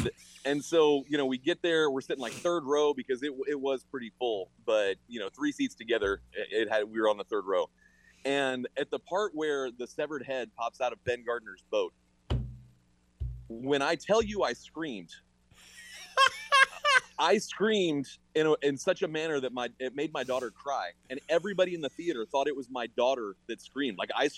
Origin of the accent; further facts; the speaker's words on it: England, United Kingdom; born there; I was born in England. Like, if anyone should be upset, it's me.